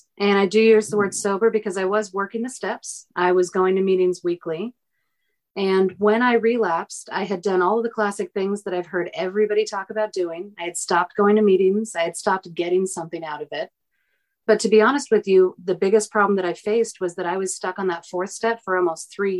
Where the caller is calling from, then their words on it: Portland, Oregon, United States; I'm calling in from Portland, Oregon.